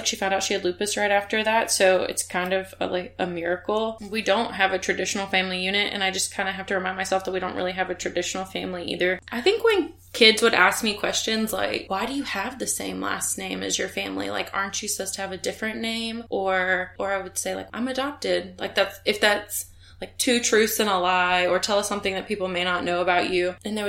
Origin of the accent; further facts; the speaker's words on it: Pensacola, Florida, United States; born there; Just I was born in Pensacola, Florida.